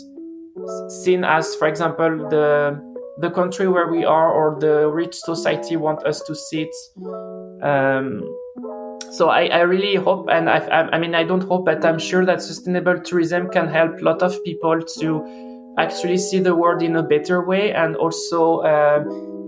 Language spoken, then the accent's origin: English; France; now in Norway; I'm from France and I live in Norway